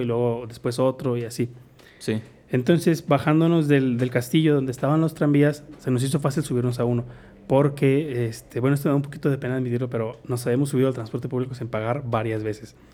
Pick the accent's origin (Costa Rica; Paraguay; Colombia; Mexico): Mexico; nada más era yo de mexicano. Entonces yo era así como que, oh, véanme, soy mexicano